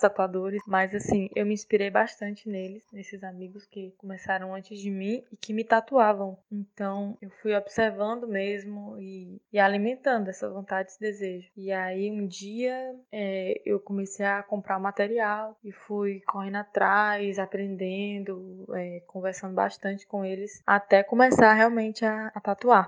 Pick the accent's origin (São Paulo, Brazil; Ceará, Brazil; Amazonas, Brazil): Ceará, Brazil; Fortaleza; eu tenho 25 anos e sou de Fortaleza